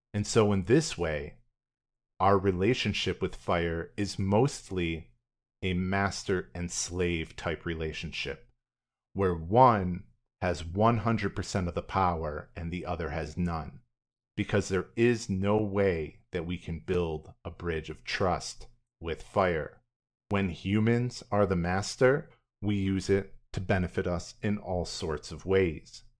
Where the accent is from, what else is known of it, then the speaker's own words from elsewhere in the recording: United States; me as an American in the twenty-first century